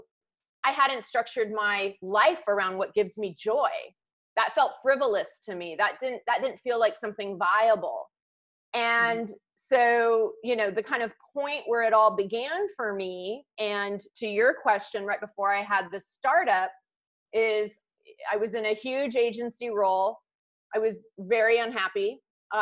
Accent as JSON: {"language": "English", "region": "California", "country": "United States", "tie": "born or raised there", "said": "I'm from California. I went local, close to where I grew up."}